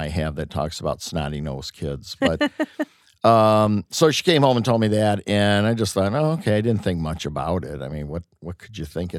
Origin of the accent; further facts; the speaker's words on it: Detroit, Michigan, United States; born there; born on Wayne State's campus in 1953.